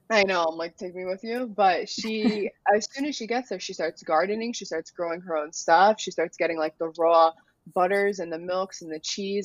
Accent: New York City, New York, United States; I was born in the Bronx. So I grew up around plenty Albanian families, but not in Albania

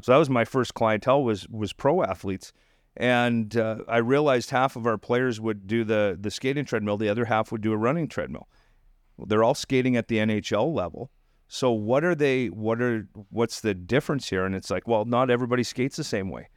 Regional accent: Dinsmore, Saskatchewan, Canada; now in Tulsa, United States; my hometown in Dinsmore

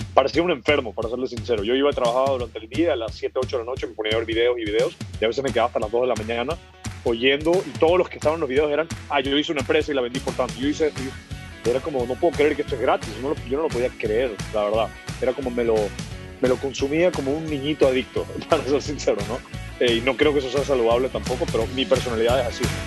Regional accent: Guayaquil, Guayas, Ecuador; moved away as an adult; also born or lived in Kenya / United States; me, crié en Guayaquil toda la vida

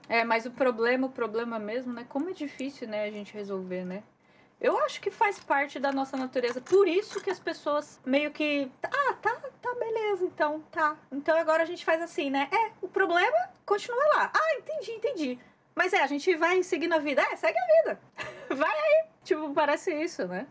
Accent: Brazil; now in Japan; a gente cresceu no Brasil

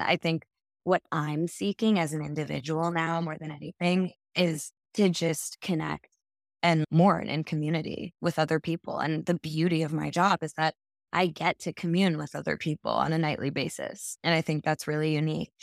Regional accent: New York City, New York, United States; also born or lived in Japan; I was raised in New York City

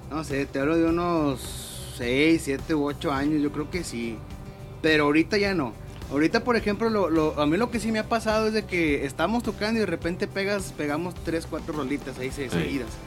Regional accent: northern Mexico, Mexico; hace como dos años en una fiesta, pues, o sea, somos norteños.

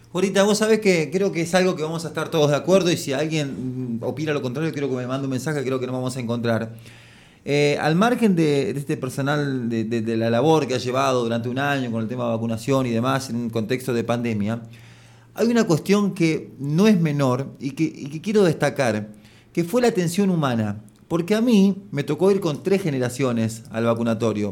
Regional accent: Santa Fe, Argentina; me, me, enorgulleció como, como santafesino

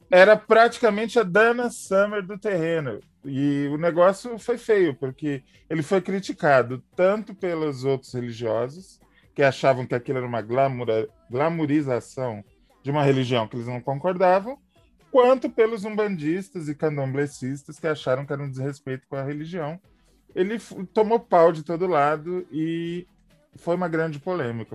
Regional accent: Brazil; eu sou do Brasil

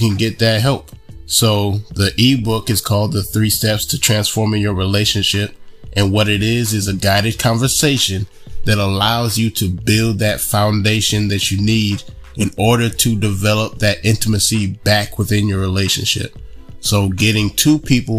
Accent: Kalamazoo, Michigan, United States; now in Charlotte, United States; I grew up in Kalamazoo

